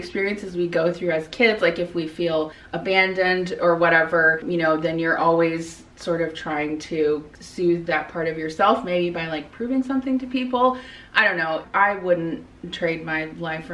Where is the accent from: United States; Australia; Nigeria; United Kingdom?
United States; Midwest; I grew up in the Midwest